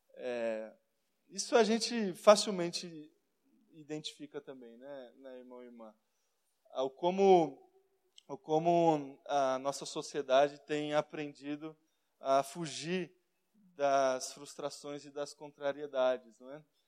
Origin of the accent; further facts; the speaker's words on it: Brazil; nós somos brasileiros